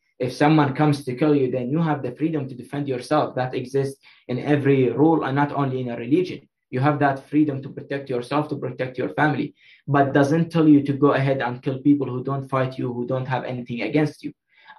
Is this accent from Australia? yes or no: no; Iraq; moved away; I was born in an Islamic family, a Muslim family, and in an Islamic community in an Islamic country as well, in Iraq.